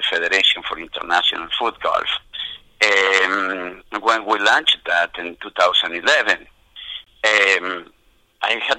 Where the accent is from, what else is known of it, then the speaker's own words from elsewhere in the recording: Argentina; now in United States; born and raised in Argentina, playing soccer on the streets.